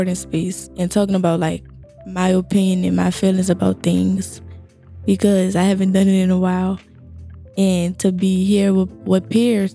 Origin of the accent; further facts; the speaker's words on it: New Orleans, Louisiana, United States; I'm from New Orleans